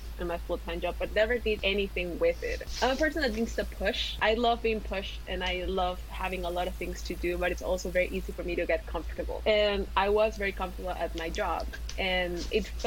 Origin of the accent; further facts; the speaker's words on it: Ecuador; moved away; also born or lived in Mexico / Germany; I was born in Latin America. I was born in Ecuador.